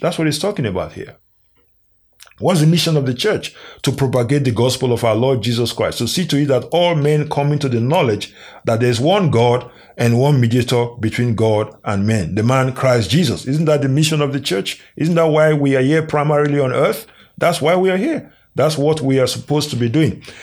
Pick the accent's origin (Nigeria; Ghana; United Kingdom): Nigeria; Nigeria, uh, which is my home country.